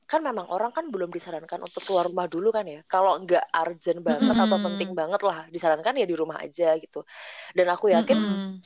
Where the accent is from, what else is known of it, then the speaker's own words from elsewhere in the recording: Yogyakarta, Special Region of Yogyakarta, Indonesia; kita sebagai warga Jogja mengakui hal tersebut.